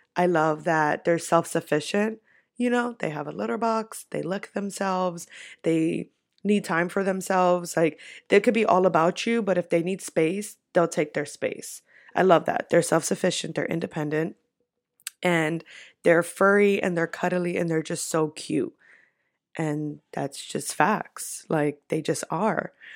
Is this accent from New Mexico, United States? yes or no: no; New York, United States; I'm from New York